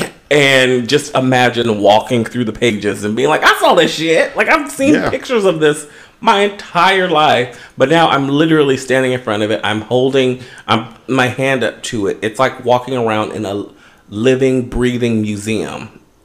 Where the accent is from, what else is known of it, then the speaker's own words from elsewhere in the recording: West Coast, United States; now in Los Angeles, United States; being an American, and more specifically you know, a West Coaster